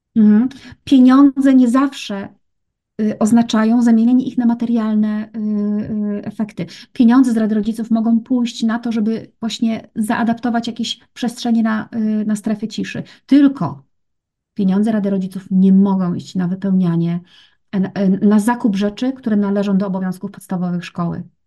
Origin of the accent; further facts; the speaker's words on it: Gorzów Wielkopolski, Lubusz Voivodeship, Poland; Ja pochodzę, wiesz co, z Gorzowa Wielkopolskiego